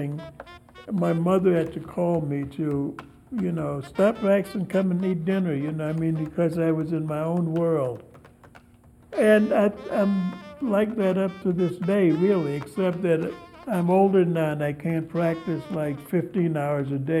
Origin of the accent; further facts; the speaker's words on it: New York City, New York, United States; I was born in Harlem in 1930, and it was a nice place